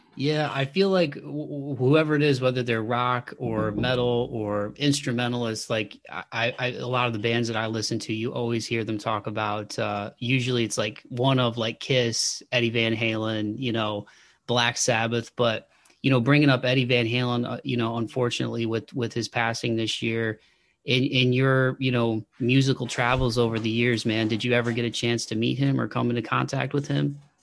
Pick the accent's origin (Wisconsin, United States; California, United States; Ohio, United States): Ohio, United States; Toledo; now in Nashville, United States; I'm just outside of Nashville now, but I grew up in Toledo, Ohio